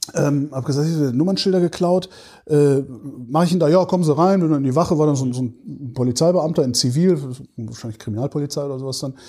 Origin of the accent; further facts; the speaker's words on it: near Bonn, North Rhine-Westphalia, Germany; ich bin ja in der Nähe von Bonn groß geworden